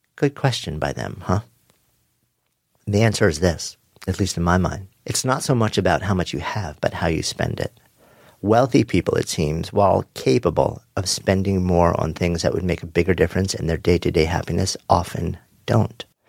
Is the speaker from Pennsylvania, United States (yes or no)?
no; Long Island, New York, United States; Growing up on Long Island with its legendary East End surf beaches